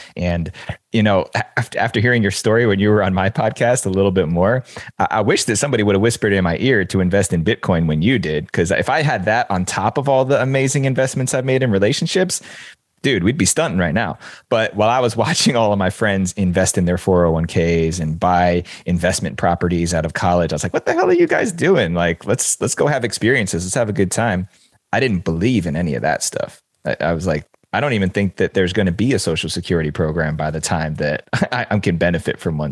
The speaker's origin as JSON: {"language": "English", "region": "New Jersey", "country": "United States", "tie": "born or raised there", "said": "I grew up in the New York City suburbs. I grew up in New Jersey. Seven miles is the crow flies from downtown Manhattan"}